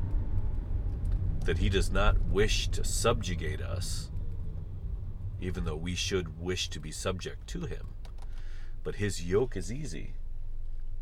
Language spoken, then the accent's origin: English; the heartland of America, Midwest, United States; I was raised in the heartland of America